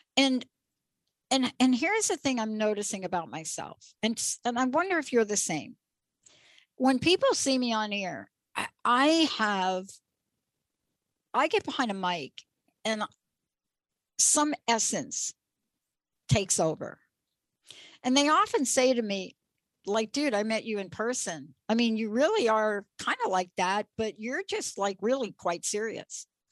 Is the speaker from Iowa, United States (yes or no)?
no; New York, United States; I grew up in New York